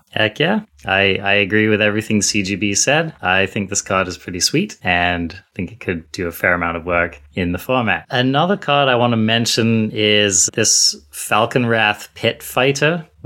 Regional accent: United States; I'm, I'm American over here, okay?

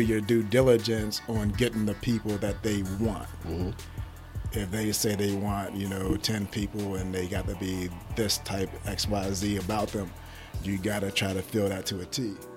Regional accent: Pittsburgh, Pennsylvania, United States; moved away as an adult; also born or lived in Ohio; now in Columbus, United States; I am from Pittsburgh area, Pittsburgh, Pennsylvania area

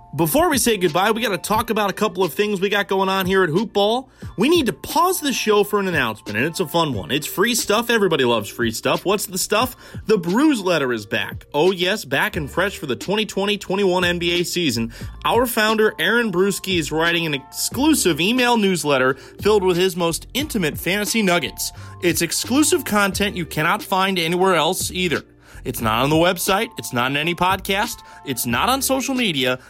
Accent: San Francisco Bay Area, California, United States; I am from the San Francisco Bay Area.

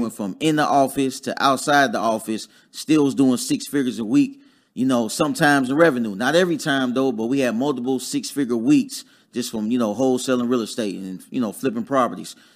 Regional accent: Dayton, Ohio, United States; moved away as an adult; also born or lived in Huntsville, Alabama; I'm from Dayton, Ohio originally

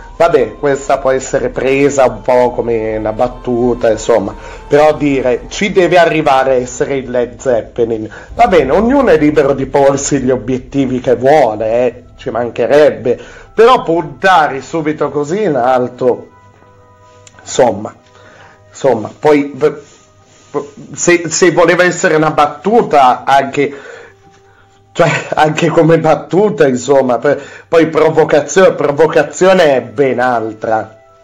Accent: Piedmont, Italy; sono sono piemontese

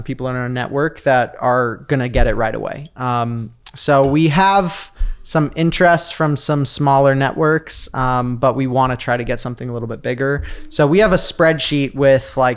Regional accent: Sedona, Arizona, United States; now in Los Angeles, United States; I was living in Sedona, Arizona. That's where I grew up.

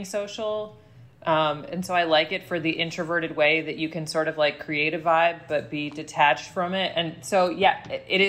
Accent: New Jersey, United States; I grew up in Jersey

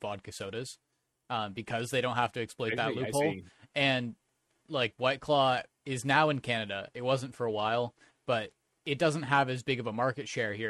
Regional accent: Idaho, United States; Idaho, my home state.

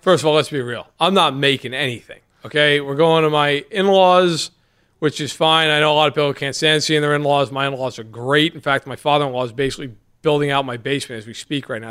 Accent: New York, United States; as a New Yorker

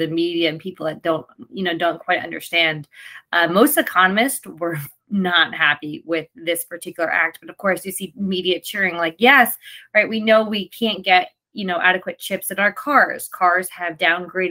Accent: New Jersey, United States; my home state

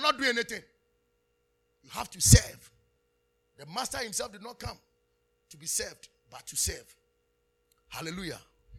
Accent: Nigeria; Why are you not serving? I'm a Nigerian. I'm not a Ghanaian. No.

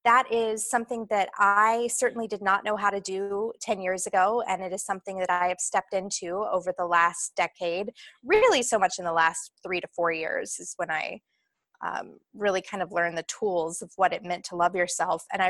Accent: Atlanta, Georgia, United States; moved away as an adult; now in Los Angeles, United States; I'm born and raised in Atlanta.

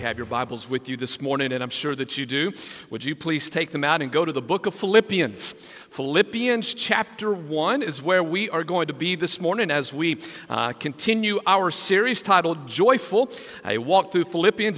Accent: West Texas, United States; now in Brunswick, United States; growing up in West Texas

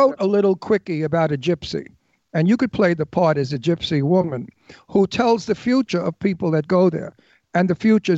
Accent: New York City, New York, United States; we're from Brooklyn

